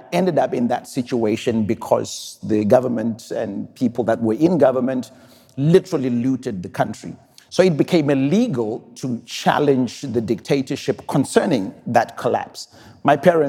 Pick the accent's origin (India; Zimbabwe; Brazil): Zimbabwe; I'm from Zimbabwe